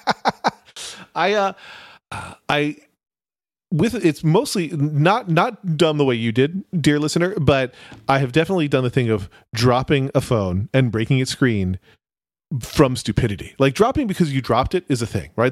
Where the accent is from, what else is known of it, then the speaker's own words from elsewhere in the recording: United States; as an American